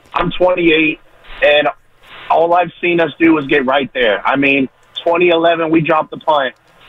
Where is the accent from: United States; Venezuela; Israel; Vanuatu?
United States; Kansas City, Missouri; now in Antioch, United States; I grew up in Kansas City, so all my family's Chiefs fans